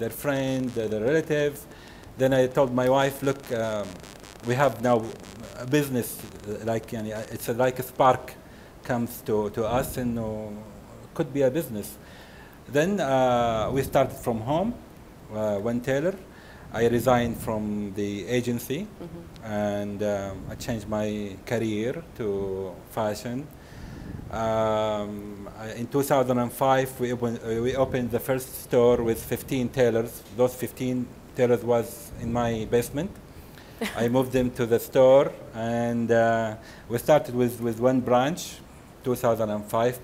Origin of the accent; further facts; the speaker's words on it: Jeddah, Makkah Province, Saudi Arabia; also born or lived in Houston; I'm from Jeddah